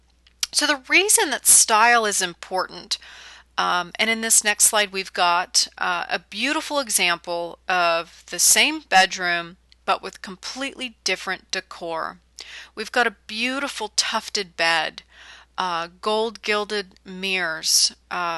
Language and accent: English; California, United States; moved away as an adult; now in the South, United States; I'm born and raised in California